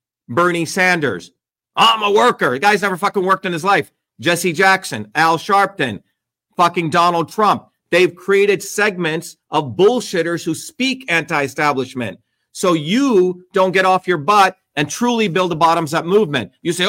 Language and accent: English; India; now in United States; Since I was 4 years old, I grew up in a caste system in India